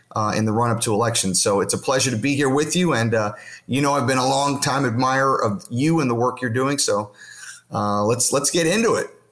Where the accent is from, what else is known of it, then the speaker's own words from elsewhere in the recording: Florida, United States; my home state of Florida